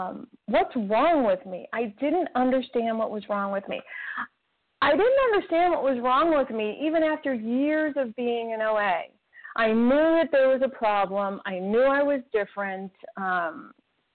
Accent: New York City, New York, United States; I was born in Brooklyn, New York

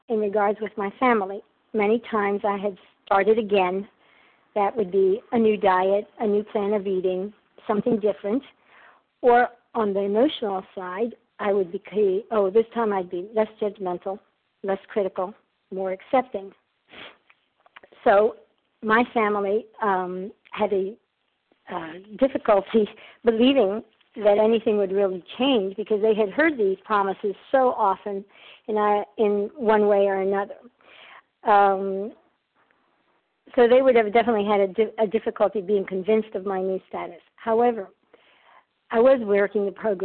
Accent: Athens, Attica, Greece; I'm from Athens, Greece.

